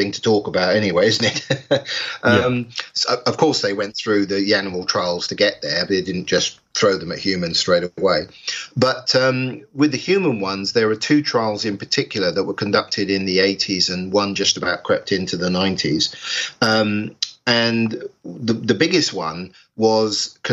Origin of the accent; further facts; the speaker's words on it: England, United Kingdom; here in England, I'm English